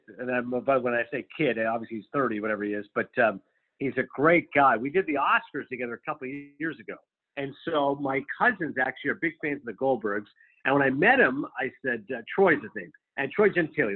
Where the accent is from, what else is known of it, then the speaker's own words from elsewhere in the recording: Kingston, Ontario, Canada; moved away as an adult; also born or lived in Toronto; now in New Jersey, United States; I was born in Toronto. I did grow up in Kingston a few hours away